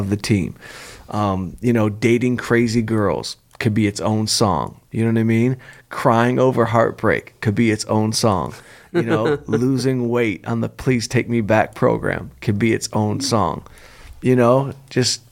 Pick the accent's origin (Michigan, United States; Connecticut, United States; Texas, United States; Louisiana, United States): Michigan, United States; Southfield; Southfield, Michigan, right outside Detroit, my hometown, Southfield. That's where I'm from.